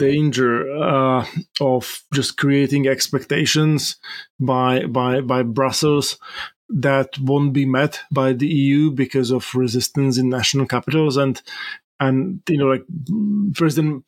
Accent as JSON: {"language": "English", "country": "Slovakia", "said": "my home country of Slovakia"}